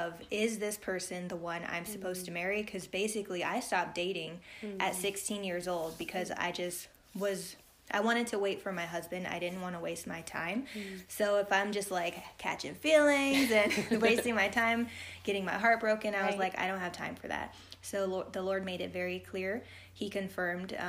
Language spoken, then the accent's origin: English; Hawaii, United States; moved away; I'm from Hawaii